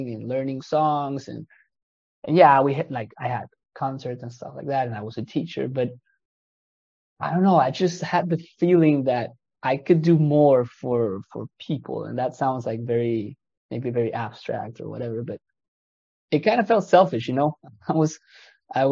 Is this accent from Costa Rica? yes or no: yes; Costa Rica; moved away as an adult; now in France; I'm originally from Costa Rica in Central America, where I started a career as a musician